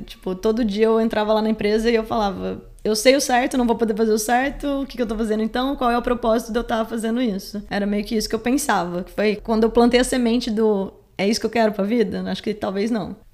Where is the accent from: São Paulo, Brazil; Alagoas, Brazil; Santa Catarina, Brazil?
São Paulo, Brazil; Caçapava; A gente é de Caçapava